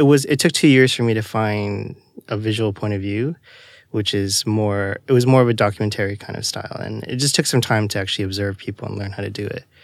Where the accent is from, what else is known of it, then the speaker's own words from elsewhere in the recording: Toronto, Ontario, Canada; I'm originally from Toronto, Canada.